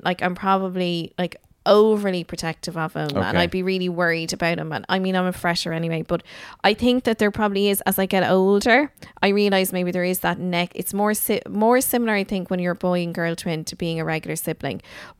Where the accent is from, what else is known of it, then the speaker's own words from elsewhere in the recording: Dingle, Munster, Ireland; also born or lived in Kildare; I think because you see, I would have split my time between Kildare and Dingle a lot.